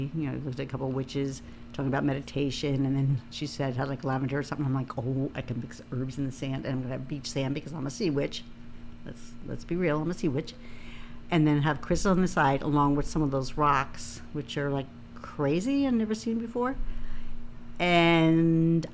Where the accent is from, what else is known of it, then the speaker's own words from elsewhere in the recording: Long Island, New York, United States; I grew up on Long Island